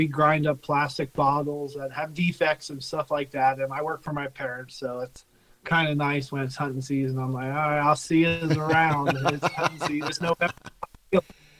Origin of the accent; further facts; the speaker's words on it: Pennsylvania, United States; I mean, I grew up southern PA near the Maryland line hunting, like, big woods